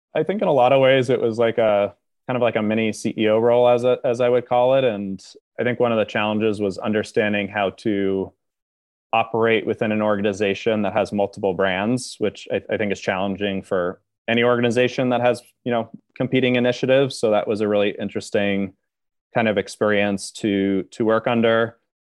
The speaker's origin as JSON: {"language": "English", "town": "Upper Saddle River", "region": "New Jersey", "country": "United States", "tie": "born or raised there", "moved": "yes", "lives_now": "New York City, United States", "said": "grew up a little bit outside of New York in, uh, a town called Upper Saddle River, which is in northern New Jersey"}